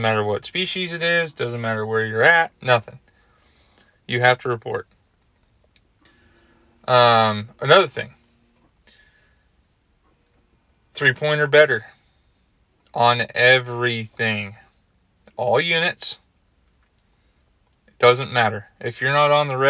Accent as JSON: {"language": "English", "region": "Washington", "country": "United States", "tie": "born or raised there", "moved": "yes", "lives_now": "Arizona, United States", "said": "When I was growing up in Washington State"}